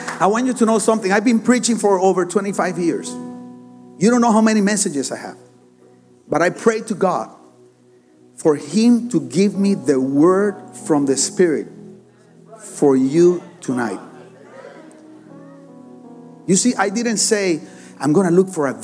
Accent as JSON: {"language": "English", "town": "Barranquilla", "region": "Atlántico", "country": "Colombia", "second_language": "English", "said": "I'm from Barranquilla, Colombia"}